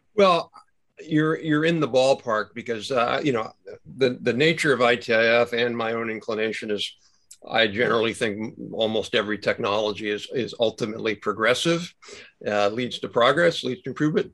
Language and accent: English; United States; I'm proud of being an American